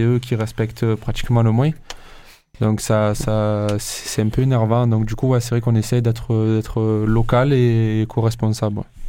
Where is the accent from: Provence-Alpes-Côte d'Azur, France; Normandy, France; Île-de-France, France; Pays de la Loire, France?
Provence-Alpes-Côte d'Azur, France; Marseille; en tant que Marseillais, euh, c'est vrai que, euh, on s'énerve rapidement